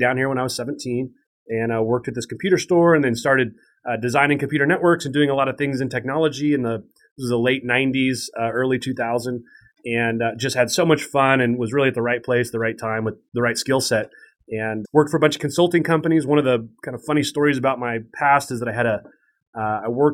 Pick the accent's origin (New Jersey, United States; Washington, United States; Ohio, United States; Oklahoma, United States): Washington, United States; Spokane; I grew up in Spokane, Washington, which is a medium-sized town in eastern Washington, right on the Idaho border